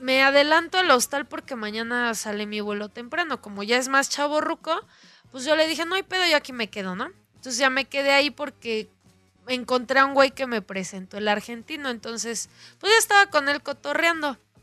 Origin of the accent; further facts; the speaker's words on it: Mexico City, Mexico; de la Ciudad de México